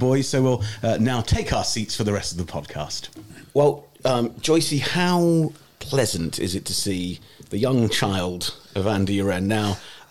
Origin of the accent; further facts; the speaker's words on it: Oxfordshire, South East England, United Kingdom; now in Bristol, United Kingdom; This isn't my home. I'm from Oxfordshire, so it's sort of like Bristol is my adopted home.